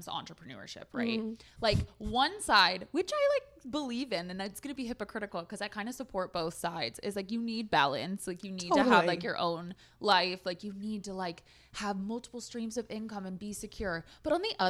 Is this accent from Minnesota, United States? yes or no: no; Orange County, California, United States; now in San Diego, United States; I grew up in Orange County